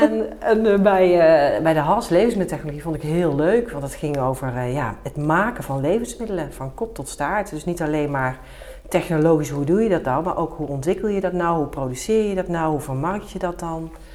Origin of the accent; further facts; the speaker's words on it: Nijmegen, Gelderland, Netherlands; now in Den Bosch, Netherlands; ik ben geboren in Nijmegen